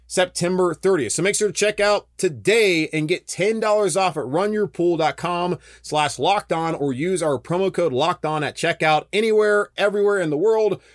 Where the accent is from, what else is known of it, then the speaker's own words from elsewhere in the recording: United States; Carolina Panthers, my hometown team, the team I grew up going to watch